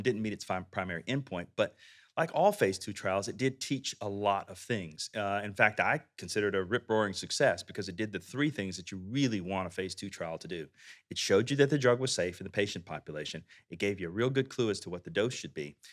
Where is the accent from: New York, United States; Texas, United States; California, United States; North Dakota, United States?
Texas, United States; I'm from Texas.